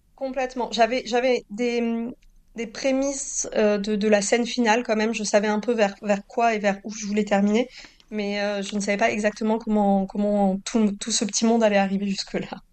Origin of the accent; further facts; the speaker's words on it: Toulouse, Occitania, France; now in Normandy, France; j'ai grandi à Toulouse et que maintenant je vis en Normandie